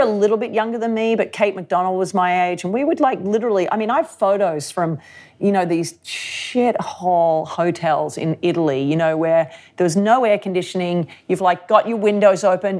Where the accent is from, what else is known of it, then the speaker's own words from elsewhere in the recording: Sydney, New South Wales, Australia; I grew up in Sydney, um, the beaches of Sydney.